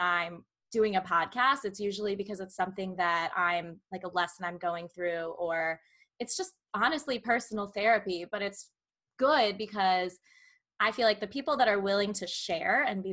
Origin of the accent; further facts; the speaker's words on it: Munster, Indiana, United States; I'm technically from Northwest Indiana.